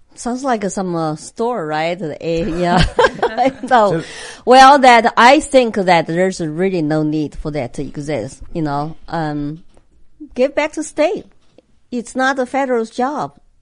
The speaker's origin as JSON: {"language": "English", "country": "China", "second_language": "English", "moved": "yes", "lives_now": "United States", "said": "a Chinese immigrant who come here with nothing"}